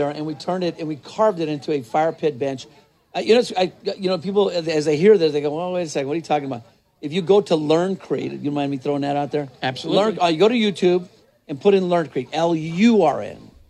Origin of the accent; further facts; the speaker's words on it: New Mexico, United States; I'm, not, I'm originally from New Mexico.